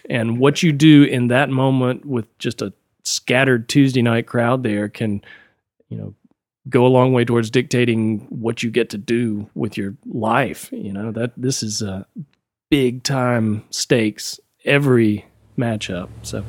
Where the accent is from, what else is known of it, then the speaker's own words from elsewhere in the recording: Columbia, South Carolina, United States; also born or lived in Florence; I was born in Florence, South Carolina, and we moved around a good bit when I was a kid. My dad was a Methodist minister for a lot of my childhood, and so that means you move every couple of years. But spent more time in Columbia, South Carolina as a kid